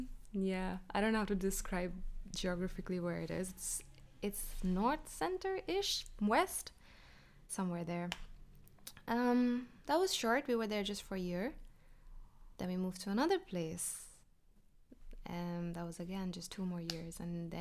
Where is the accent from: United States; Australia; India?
India; Madhya Pradesh; born there; I was born in a small place near Indore.